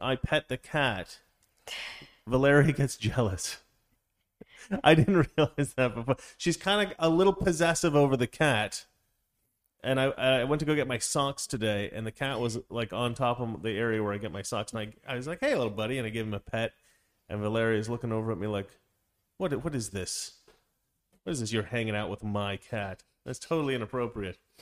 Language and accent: English; Oregon, United States; now I'm from Oregon.